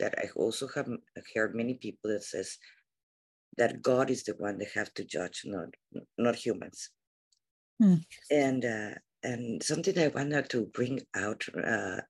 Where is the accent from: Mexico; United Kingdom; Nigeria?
Mexico; English is a second language; now in United States; I come from Mexico. When I moved to the United States, I have to learn to become American